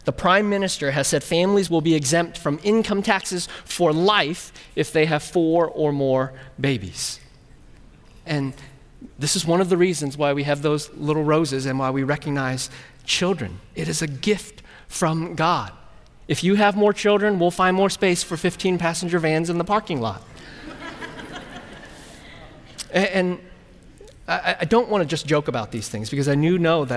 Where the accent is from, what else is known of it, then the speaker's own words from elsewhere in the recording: California, United States; also born or lived in Burnsville; now in Midwest, United States; I'm from California